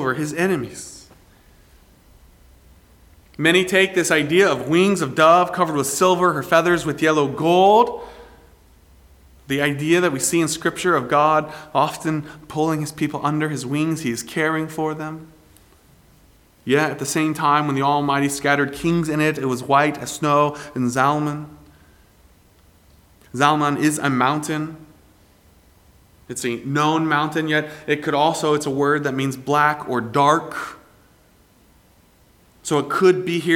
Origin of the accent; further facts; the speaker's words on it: Greenville, South Carolina, United States; my growing up in Greenville, South Carolina